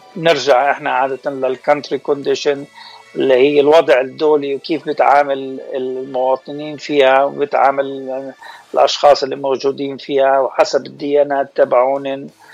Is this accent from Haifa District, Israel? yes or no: yes; Haifa, Haifa District, Israel; also born or lived in Lebanon (ancestry); now in Southern California, United States; مولود آه، بحيفا آه، جدي اصله لبناني